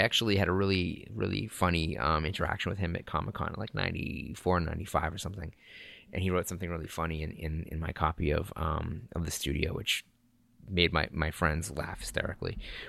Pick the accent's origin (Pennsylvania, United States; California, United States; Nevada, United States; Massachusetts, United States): Massachusetts, United States; Lynn; That's kind of like the city I grew up in north of Boston, Lynn, Massachusetts.